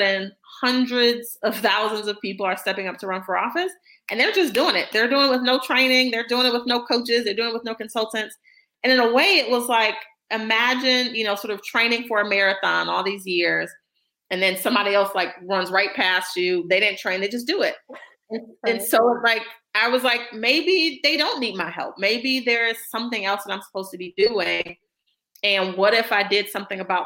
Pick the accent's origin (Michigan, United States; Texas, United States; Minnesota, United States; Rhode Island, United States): Michigan, United States; Detroit; I ran for state rep in my hometown of Detroit back in 2014